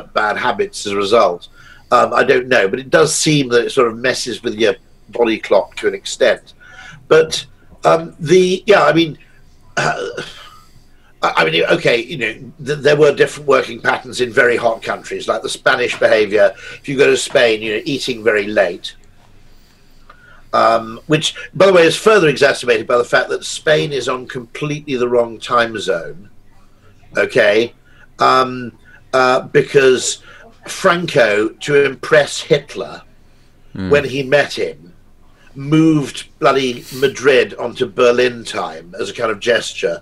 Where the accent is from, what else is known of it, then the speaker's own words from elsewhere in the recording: United Kingdom; I'm a Brit